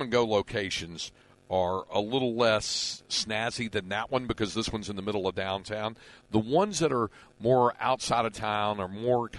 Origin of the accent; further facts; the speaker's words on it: Greensboro, North Carolina, United States; It's in Greensboro, my hometown, which is about 200 miles to the coast, depending on what part of the coast.